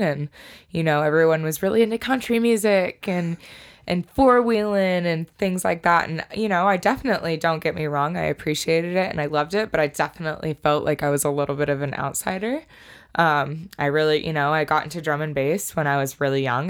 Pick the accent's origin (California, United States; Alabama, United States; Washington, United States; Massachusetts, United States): Washington, United States; Snohomish; also born or lived in Colorado Springs, Colorado; I was born in Colorado Springs, but definitely was raised in Snohomish, Lake Stevens area